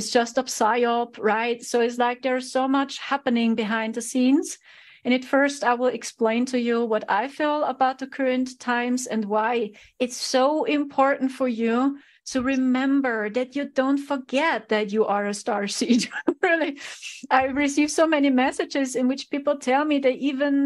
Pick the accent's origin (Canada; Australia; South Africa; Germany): Germany; I'm a starseed from Germany